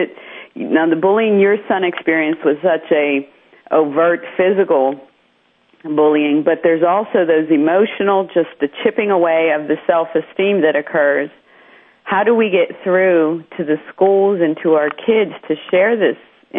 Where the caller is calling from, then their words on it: Pittsburgh, Pennsylvania, United States; Yes, this is … I'm calling in from Pittsburgh.